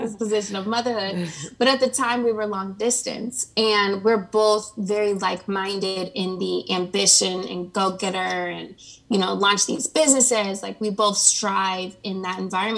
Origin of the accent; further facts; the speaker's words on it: Springfield, Ohio, United States; moved away as an adult; also born or lived in California; now in Atlanta, United States; I'm originally from Ohio. It's like this small town in between Dayton and Columbus called Springfield.